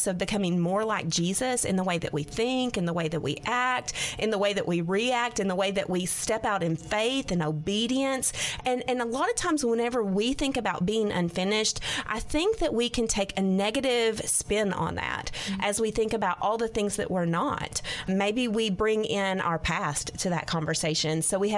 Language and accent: English; Arkansas, United States; This is my home state. I love the people of Arkansas.